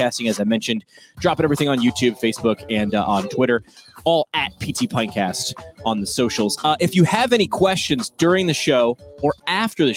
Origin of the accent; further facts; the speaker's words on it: New York, United States; I'm staying here in my home state of New York.